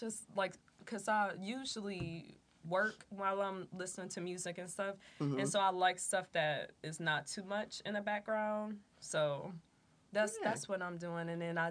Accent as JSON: {"language": "English", "town": "Detroit", "region": "Michigan", "country": "United States", "said": "I'm from Detroit."}